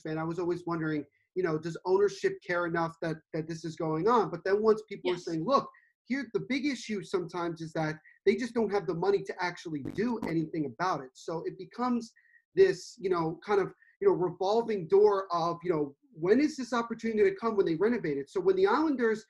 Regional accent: Central New Jersey, United States; I'm from Central New Jersey

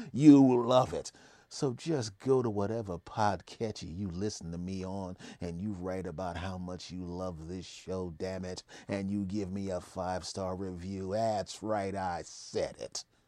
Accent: Philadelphia, Pennsylvania, United States; I was raised in Philadelphia

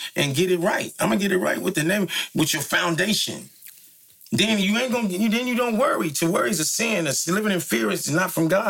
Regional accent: San Francisco, California, United States; I'm from Fillmore. I just want to be a solid Fillmore nigga first. I'd rather die there than anywhere in the world.

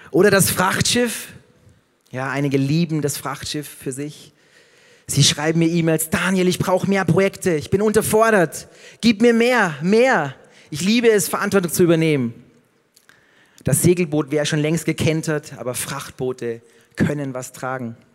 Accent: Passau, Bavaria, Germany; wie in meiner Heimat Passau

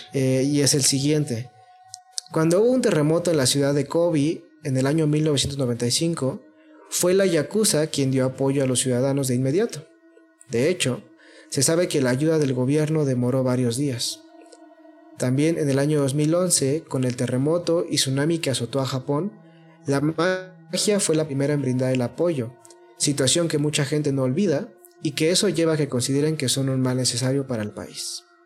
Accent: Mexico; porque somos mexicanos

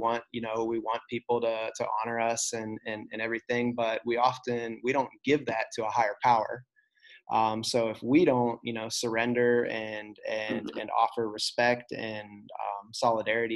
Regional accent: United States; I was born in the United States.

